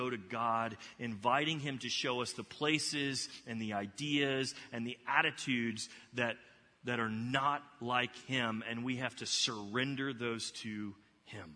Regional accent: Texas, United States; now in Ohio, United States; I'm originally from Texas

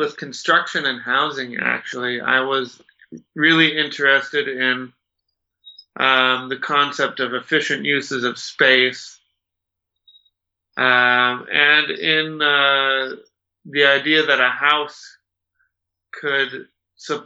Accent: Rochester, Minnesota, United States; moved away as an adult; also born or lived in Saudi Arabia; now in Utah, United States; I grew up in Minnesota, in Rochester, Minnesota.

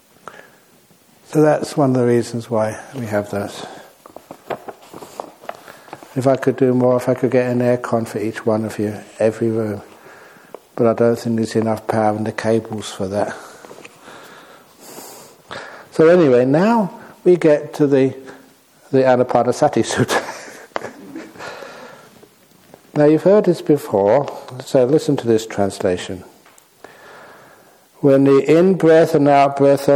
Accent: London, United Kingdom; moved away as an adult; also born or lived in Thailand; I was born in London.

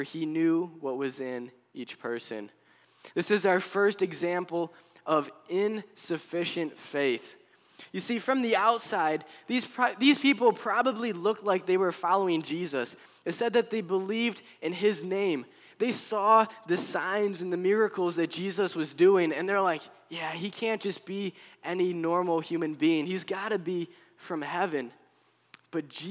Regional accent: Buffalo, New York, United States; moved away as an adult; also born or lived in Pennsylvania; now in Tunkhannock, United States; Originally, I'm from New York near the Buffalo area

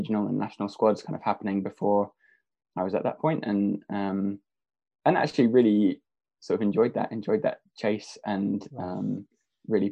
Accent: Norfolk, East of England, United Kingdom; I was from Norfolk originally, and my dad was my tennis coach. So grew up with a sort of racket in my hand from very early on

